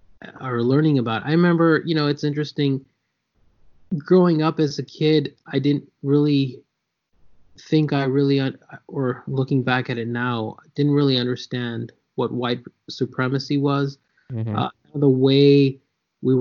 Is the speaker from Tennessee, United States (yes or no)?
no; San Jose, California, United States; also born or lived in New York / Lawrence, Kansas; when I was 5 years old, we moved to San Jose, California. So I grew up in San Jose, started kindergarten here, lived here till I was 18